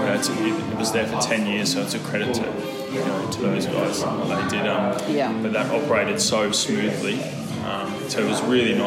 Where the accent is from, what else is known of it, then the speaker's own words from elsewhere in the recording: Hunter Valley, New South Wales, Australia; moved away as an adult; also born or lived in Brisbane; I'm not from Brisbane. That was the first big move from the country. I grew up in Hunter Valley